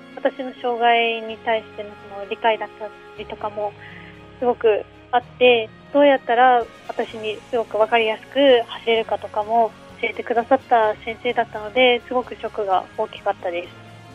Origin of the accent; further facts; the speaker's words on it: Fukushima, Japan; 地元で陸上競技をしたい